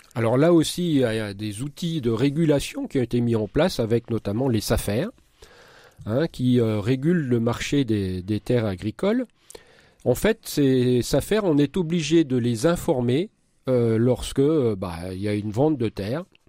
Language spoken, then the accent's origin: French; Marne, Grand Est, France; chez nous dans la Marne